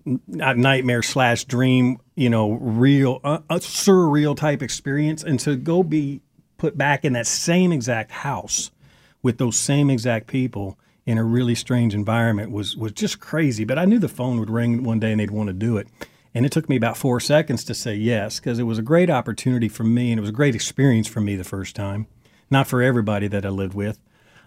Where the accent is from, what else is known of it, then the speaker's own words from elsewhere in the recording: Kentucky, United States; also born or lived in Wisconsin / Phoenix / Baltimore; And I'm from Kentucky, but I was born in Wisconsin and lived in Phoenix, Arizona, Baltimore, Maryland, Eastern Kentucky, Western Kentucky.